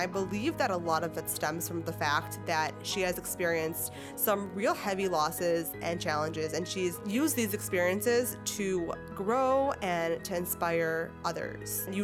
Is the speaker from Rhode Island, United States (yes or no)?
no; New York City, New York, United States; also born or lived in Rockland County, New York; I grew up in Brooklyn. I was the oldest, oldest of four kids